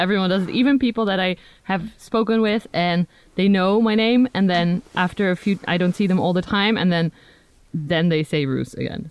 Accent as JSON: {"language": "English", "country": "Netherlands", "also_born_or_lived": "United Kingdom", "first_language": "Dutch", "second_language": "English", "said": "from the Netherlands"}